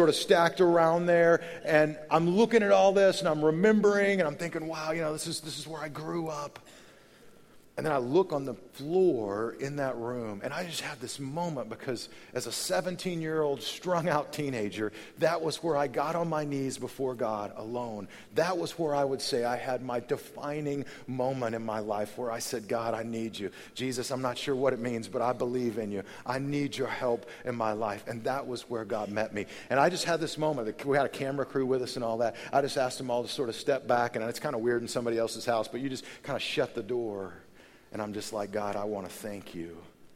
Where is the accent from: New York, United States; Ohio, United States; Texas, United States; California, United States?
Texas, United States; moved away; go back to the home in which I was raised in Texas